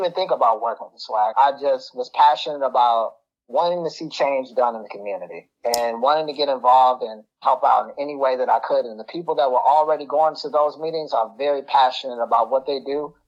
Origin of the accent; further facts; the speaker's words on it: Chicago, Illinois, United States; moved away as an adult; now in Lansing, United States; I grew up in Chicago, and I moved to Lansing about 11 or 12 years ago